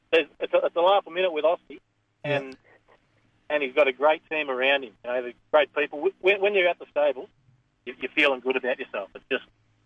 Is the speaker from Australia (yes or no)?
yes; the Mallee, near Birchip, Victoria, Australia; when I was growing up, I actually grew up at a town called Nullarbor, which... about 20 miles from Birchip.